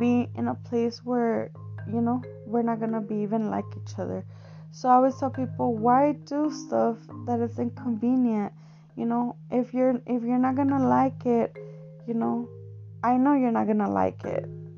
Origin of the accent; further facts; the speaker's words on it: Mexico; it's not that I'm Mexican enough or Hispanic enough